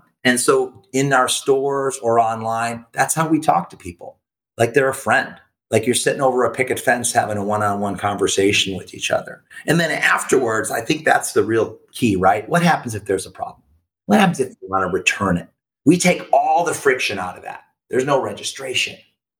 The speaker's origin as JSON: {"language": "English", "town": "Hermosa Beach", "region": "California", "country": "United States", "said": "We're from Hermosa Beach, California. It's this little beach town of like 15,000 people, and it's still cool. And it's small."}